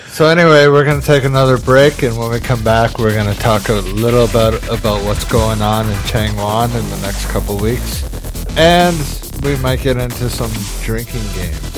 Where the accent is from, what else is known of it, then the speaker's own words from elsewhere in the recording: Canada; moved away as an adult; now in Korea; Back home in Canada